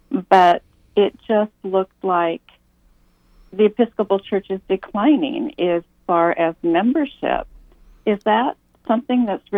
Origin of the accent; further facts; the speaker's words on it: Portland, Oregon, United States; moved away; where we live, there are two Episcopal churches. And where I grew up in Portland, Oregon, the Episcopal church we went to, it always had a full congregation.